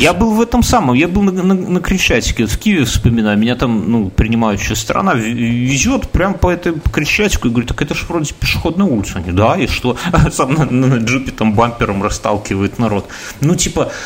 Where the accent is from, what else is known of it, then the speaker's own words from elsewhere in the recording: Belarus; я белорус